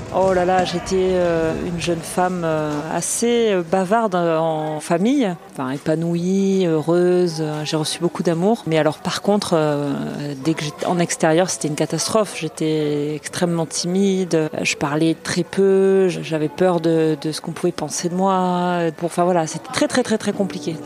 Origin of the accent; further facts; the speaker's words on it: Marseille, Provence-Alpes-Côte d'Azur, France; also born or lived in L'Union, near Toulouse; Je suis née à L'Union, à côté de Toulouse, et j'ai grandi à Marseille. Euh, je suis une fille et une femme du Midi